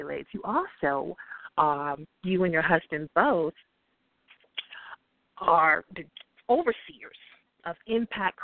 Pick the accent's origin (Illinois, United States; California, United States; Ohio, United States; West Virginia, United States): Ohio, United States; Akron; I myself, born and raised in Akron, Ohio